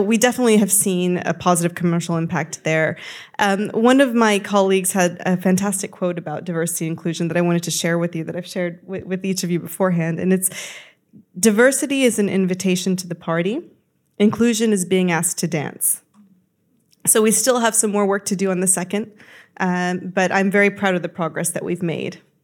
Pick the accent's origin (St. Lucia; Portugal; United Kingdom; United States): United States; you can see I'm American